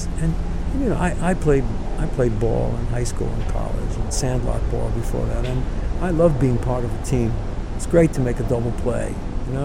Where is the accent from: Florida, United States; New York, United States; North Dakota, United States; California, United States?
New York, United States; from the neighborhood that I grew up in the Bronx